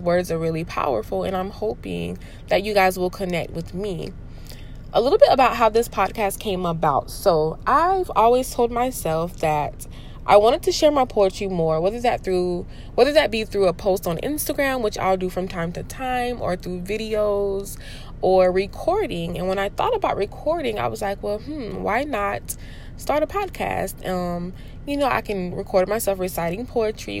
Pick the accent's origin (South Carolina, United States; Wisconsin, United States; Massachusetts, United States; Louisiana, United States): South Carolina, United States; Spartanburg County; now in Charleston County, United States; I am originally from Spartanburg County. I am currently a teacher in Charleston County